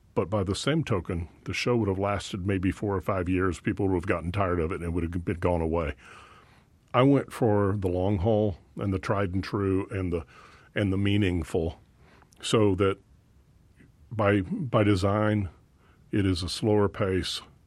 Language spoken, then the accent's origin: English; Dallas, Texas, United States; I was born in Dallas